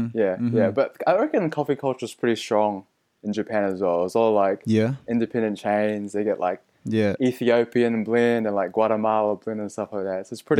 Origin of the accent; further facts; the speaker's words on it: Auckland, New Zealand; moved away as an adult; we're both born and bred in Auckland, Filipino parents. We grew up in pretty, I would say, Pinoy community, I'd say, like going to church and Sinulog